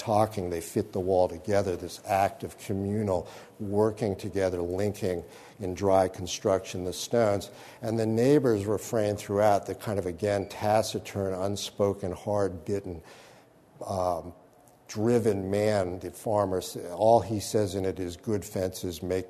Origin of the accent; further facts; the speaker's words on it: Massachusetts, United States; I grew up in Massachusetts